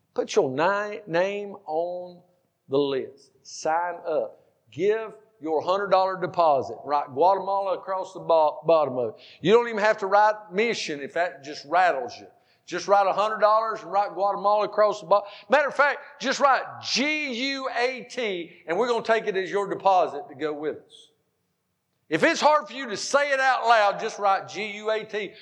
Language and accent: English; Powder Springs, Georgia, United States; we're from God's country. It's called Georgia.